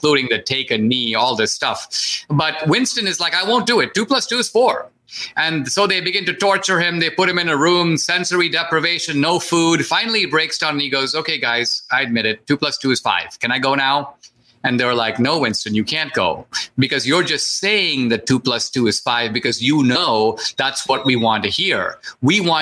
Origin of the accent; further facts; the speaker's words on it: India; now in United States; when I grew up in India